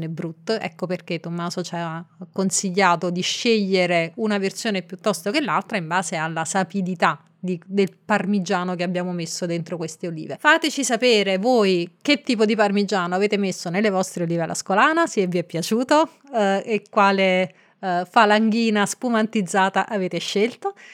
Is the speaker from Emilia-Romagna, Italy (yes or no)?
no; Marche, Italy; del podcast Racconti di Viaggio. Come sai io sono marchigiana e quindi vorrei chiederti che vino abbineresti a una delle ricette più gustose della mia regione, le olive alla scolana.